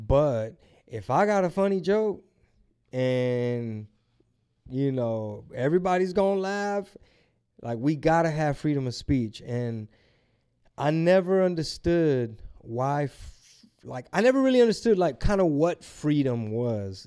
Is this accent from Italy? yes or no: no; Houston, Texas, United States; I'm from Houston